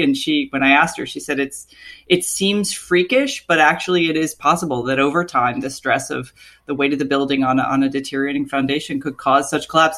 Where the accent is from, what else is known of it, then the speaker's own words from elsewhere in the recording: Florida, United States; moved away; born and raised in Florida